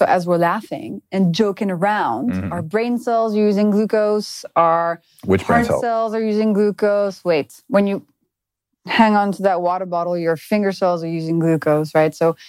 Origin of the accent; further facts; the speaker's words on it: France; In France.